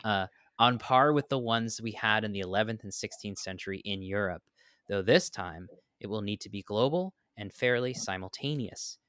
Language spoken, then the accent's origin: English; New York, United States; now in Florida, United States; I grew up in New York